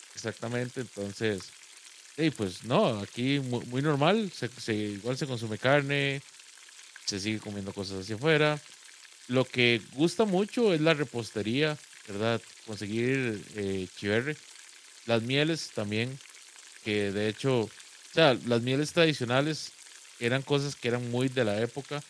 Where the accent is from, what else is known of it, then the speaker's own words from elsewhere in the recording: Guápiles, Limón, Costa Rica; moved away; yo soy de Guapiles y en Guapiles una parte muy importante del entretenimiento general, al menos cuando yo, cuando yo crecí